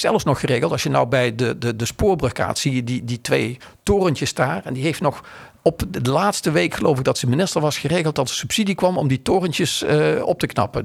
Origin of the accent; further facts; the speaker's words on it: Maastricht, Limburg, Netherlands; moved away; ik kom uit Maastricht